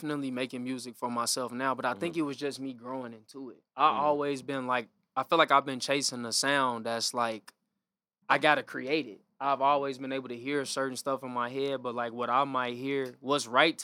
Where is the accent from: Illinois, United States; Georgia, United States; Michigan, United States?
Illinois, United States; Harvey; My family from the city, but I'm born and raised from Harvey